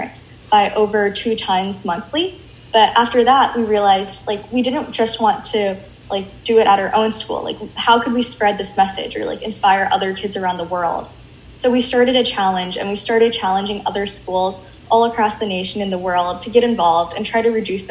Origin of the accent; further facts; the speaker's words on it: Washington, United States; I grew up in the Pacific Northwest, mm-hmm. in Washington.